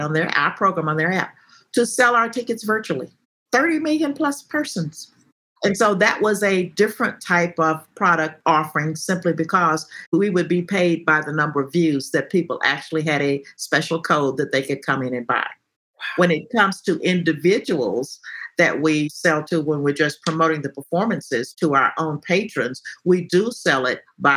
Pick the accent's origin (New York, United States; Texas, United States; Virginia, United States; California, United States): Texas, United States; being a Texan